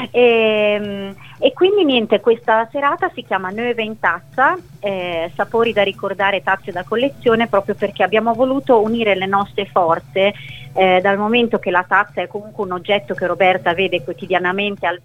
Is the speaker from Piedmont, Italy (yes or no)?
yes; Novi Ligure, Piedmont, Italy; moved away; il mio progetto di Novi è nato per promuovere la mia, la mia città d'origine